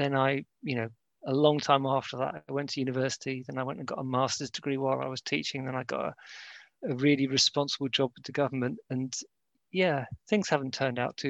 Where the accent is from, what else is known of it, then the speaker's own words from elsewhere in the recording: Cyprus; I was born in Cyprus